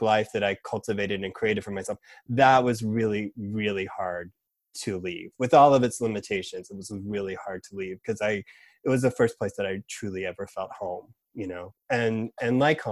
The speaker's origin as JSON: {"language": "English", "region": "Georgia", "country": "United States", "tie": "born or raised there", "moved": "as an adult", "lives_now": "New York, United States", "said": "moving to Georgia at 5, my family moving there"}